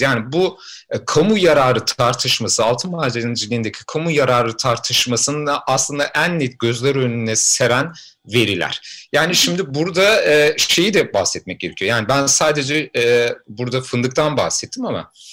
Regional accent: a village near Fatsa, Ordu, Turkey; benim köyümde

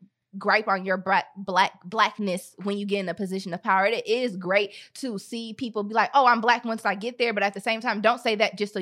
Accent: United States; But one thing I can say though is I'm American.

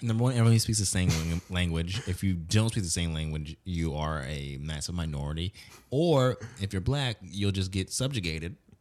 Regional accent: United States; as an American, especially as a Black American

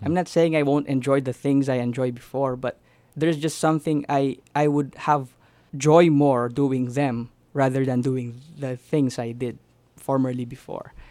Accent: Philippines; moved away; I grew up in the Philippines

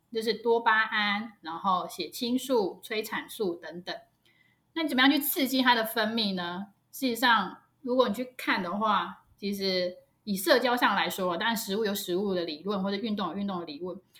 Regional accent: Taiwan; 我们台湾

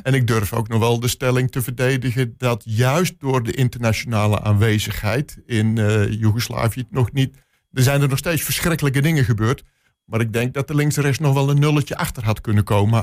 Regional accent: Netherlands; als Nederlander

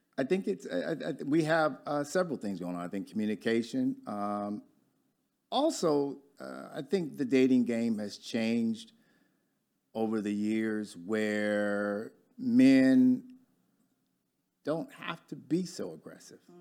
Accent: Detroit, Michigan, United States; accent: Michigander; moved away as an adult; now in Dallas, United States; I'm from Michigan, I've only been here five or six years, but I still talk as a Michigander

